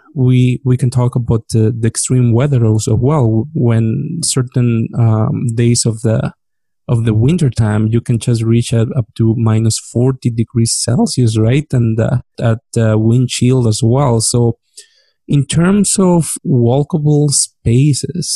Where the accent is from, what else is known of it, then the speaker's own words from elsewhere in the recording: northwest Mexico, Mexico; now in Canada; I'm not coming from the Caribbean area, right? So I'm coming from the actual northwest of the country, which is a desert.